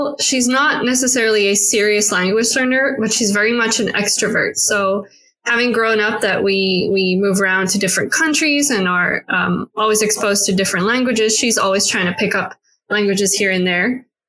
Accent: South Africa; So I haven't necessarily grown up for a long time in South Africa, even though I am South African.

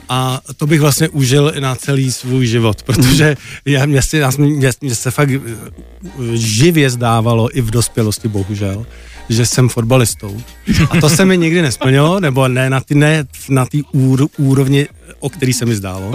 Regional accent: Czechia; also born or lived in East Germany; my jako rodina jsme se stěhovali jako do Čech, když mě byl asi dva a půl roku

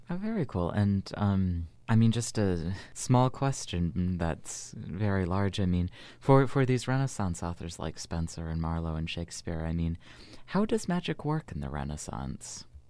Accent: United States; as an American

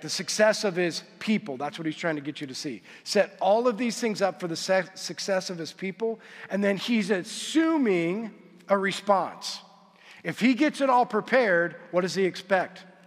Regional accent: United States; we as American Christians

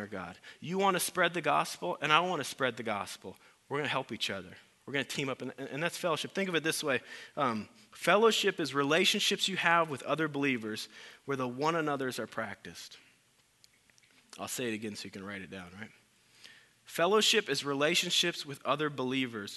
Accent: Iowa, United States; I'm from Iowa

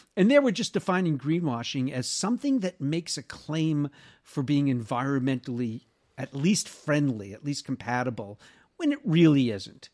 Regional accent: United States; also born or lived in Southern California; I, as an American in Sou-, Southern California

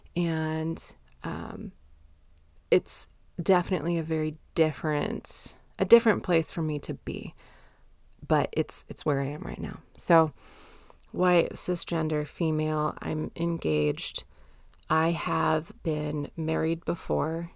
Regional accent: United States; I'm American, grew up in the nineties

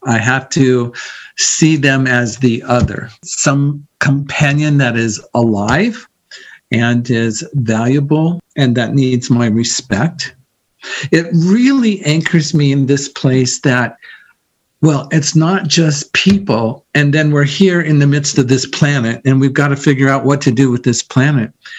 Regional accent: Iowa, United States; moved away as an adult; also born or lived in San Diego; I'm from Iowa and I'm going to go to college in San Diego

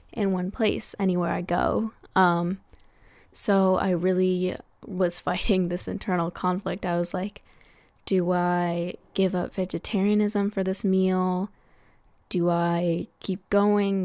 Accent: United States; here in America, Tagalog is a pretty rare language

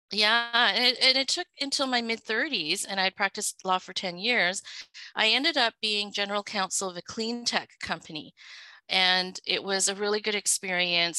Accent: Vancouver, British Columbia, Canada; English is a second language; also born or lived in Hong Kong; I was originally from Hong Kong. I was born there um, and lived there until my family immigrated. We were sponsored by some relatives, and I so basically was raised in Vancouver

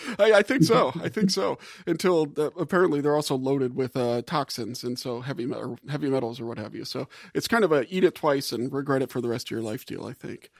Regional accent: Gulf South, United States; I'm from the Gulf South

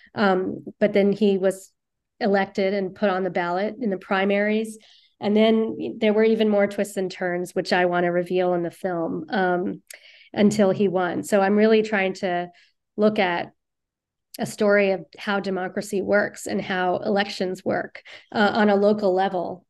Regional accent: Virginia, United States; now in New York City, United States; growing up in Virginia

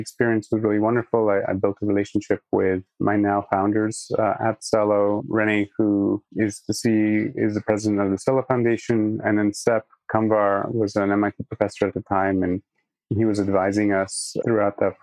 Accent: Singapore; moved away as an adult; also born or lived in Poland / Toronto, Canada / Massachusetts, United States; I'm from Poland. My parents are Polish, but I was born and raised in Singapore and I grew up there

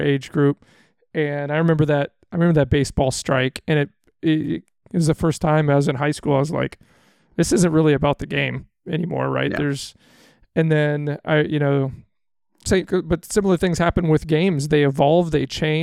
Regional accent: Midwest, United States; we're Midwest

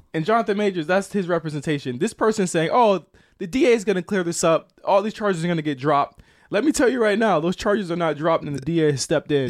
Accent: Virginia, United States; I'm from Virginia

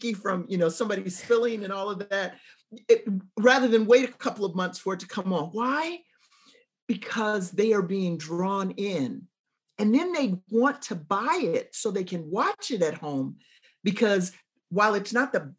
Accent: Chicago, Illinois, United States; moved away as an adult; also born or lived in Michigan / Kentucky; I'm from the South Side of Chicago and I'm a Cubs fan

